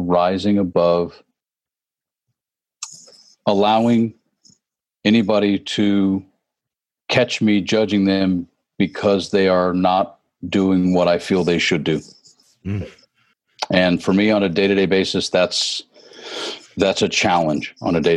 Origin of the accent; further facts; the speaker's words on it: Tennessee, United States; also born or lived in Phoenix, Arizona / North Hollywood, California / Atlanta, Georgia; now in Southern California, United States; I did grow up in Tennessee